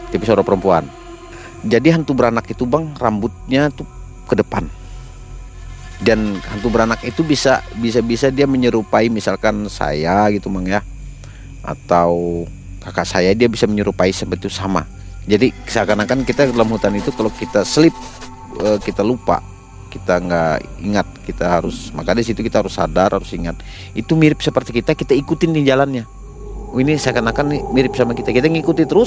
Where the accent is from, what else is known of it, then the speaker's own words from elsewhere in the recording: Kalimantan, Indonesia; namanya kita nih orang Dayak juga kan Kalimantan ini kan ada juga yang berani-beranilah begitu ya kan